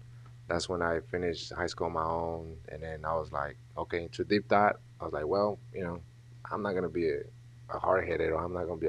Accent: Dallas, Texas, United States; also born or lived in Mexico / Nashville, Tennessee; So I grew up in Oak Cliff. I went to Kimball. And then after that, I went to W.T. White, moved to North Dallas. And then from there, I went to Nashville, Tennessee. And then from coming back to Texas, I graduated here from Gardner.

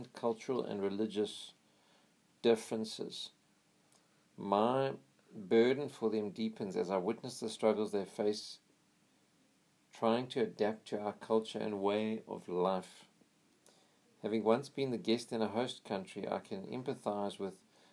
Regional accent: United States; I'm American. I'm proud to be an American

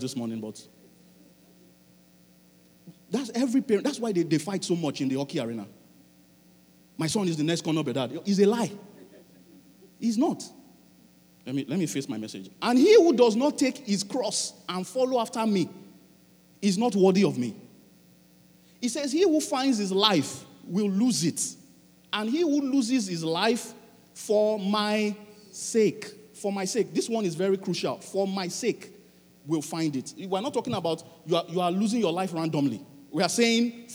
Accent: Nigeria; now in Halifax, Canada; I'm a Nigerian

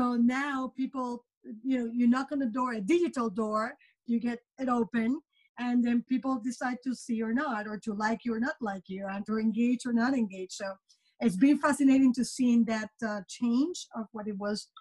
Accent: Puerto Rico; moved away as an adult; also born or lived in New York; now in United States; I was born and raised in Puerto Rico, and I did my undergraduate studies in marketing

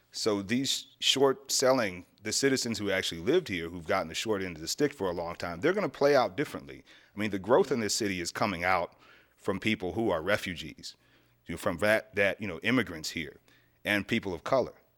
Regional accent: Erie, Pennsylvania, United States; moved away as an adult; this is my hometown.

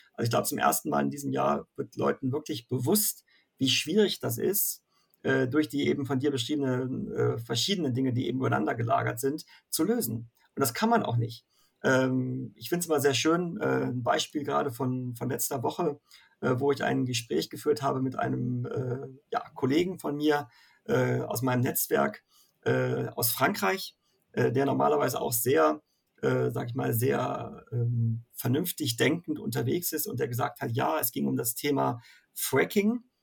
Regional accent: Northern Germany, Germany; als äh, Norddeutscher

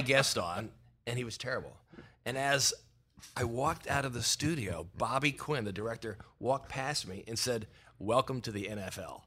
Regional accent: Philadelphia, Pennsylvania, United States; I grew up in Philadelphia

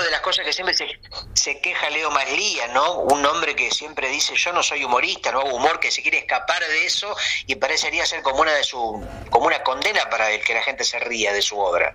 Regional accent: Uruguay; yo, que soy de Uruguay

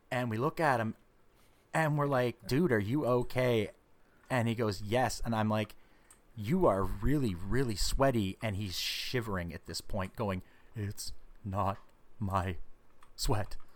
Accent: Ottawa, Ontario, Canada; well basically the same distance from where we're from Ottawa.

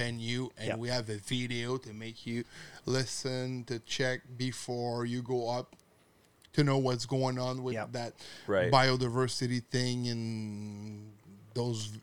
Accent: Quebec, Canada; I'm from Quebec

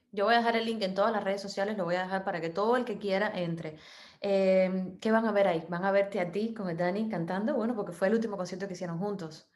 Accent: Cuba; somos cubanas, yo soy muy rubia

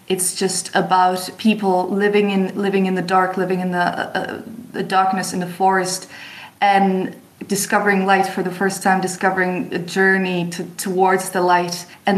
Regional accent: France; also born or lived in Czech Republic; I was born in Czech Republic, but so my mom is Czech, but my father's English. Grew up in France

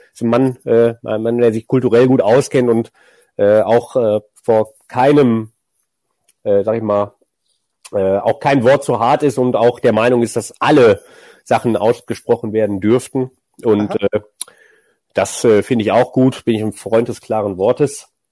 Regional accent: Düsseldorf, North Rhine-Westphalia, Germany; born or raised there

